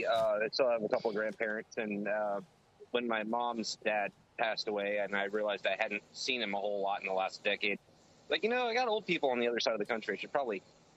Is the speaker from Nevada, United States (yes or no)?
no; Maryland, United States; also born or lived in Illinois / West Virginia / North Carolina / Washington; now in Virginia, United States; I'm from Maryland originally. I've lived in Maryland, Illinois, West Virginia, Virginia, North Carolina, and Washington.